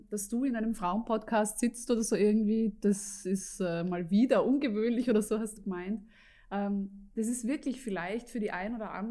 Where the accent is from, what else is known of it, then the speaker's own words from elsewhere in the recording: Lienz, Tyrol, Austria; bin eine halbe Tirolerin, aus Tirolerin aus Lienz, um es ganz, ganz genau zu nehmen.